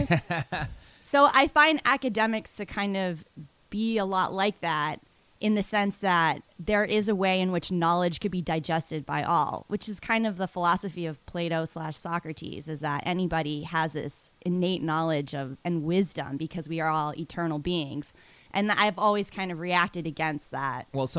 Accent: Boston, Massachusetts, United States; I'm more of a New York person. I grew up in Boston, right.

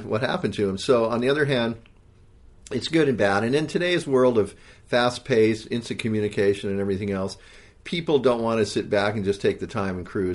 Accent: Hawaii, United States; moved away; also born or lived in California; growing up in Hawaii, um, Hawaii's got great surf

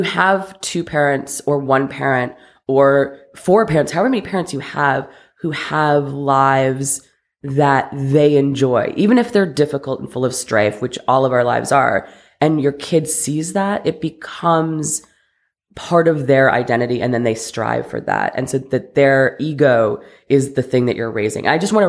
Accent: Ohio, United States; also born or lived in Connecticut, United States; In Ohio and Connecticut. So very suburban.

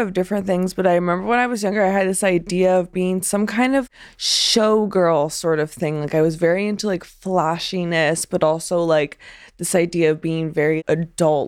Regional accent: Pennsylvania, United States; moved away as an adult; I was born in Pennsylvania in nineteen ninety-seven

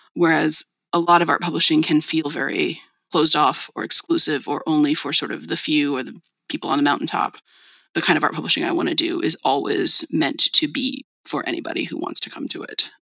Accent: El Cerrito, California, United States; I grew up in the Bay Area in the town of El Cerrito

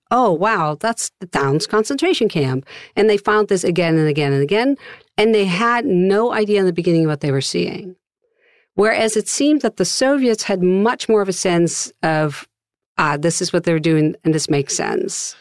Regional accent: Netherlands; now in Austin, United States; with my Dutch passport

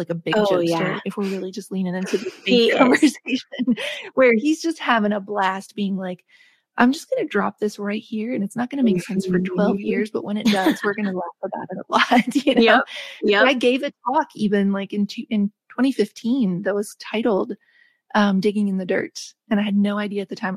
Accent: West Virginia, United States; where I grew up in West Virginia

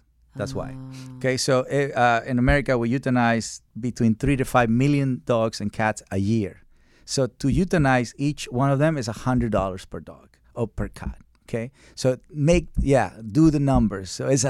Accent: Mexico; So I come from Mexico, and dogs in Mexico are skinny, but they don't have psychological problems.

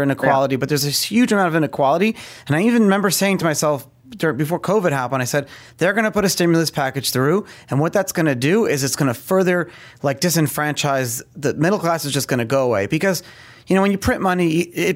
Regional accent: New York, United States; I grew up in New York

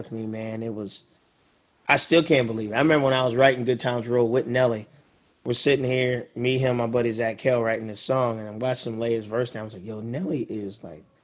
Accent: Northeast, United States; I'm from the Northeast. I'm a blunt, straightforward guy.

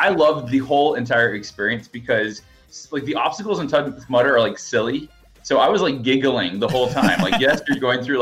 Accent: Alabama, United States; now in Austin, United States; I grew up in Alabama. I live in Austin, Texas

